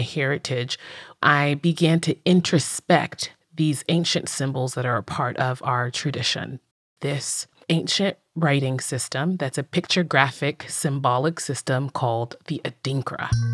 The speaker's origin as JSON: {"language": "English", "town": "Accra", "region": "Greater Accra", "country": "Ghana", "tie": "born or raised there", "moved": "yes", "said": "I'm originally from Ghana, West Africa, in the capital city, Accra, and I spent a lot of my childhood being very, quote unquote, Ghanaian."}